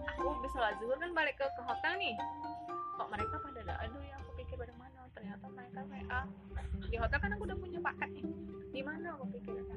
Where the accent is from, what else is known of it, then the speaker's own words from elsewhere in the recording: Jakarta, Indonesia; Aku kan dari Jakarta